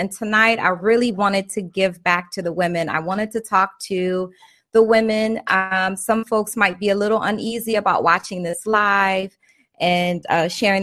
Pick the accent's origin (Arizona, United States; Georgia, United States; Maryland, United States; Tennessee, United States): Maryland, United States; I'm from Maryland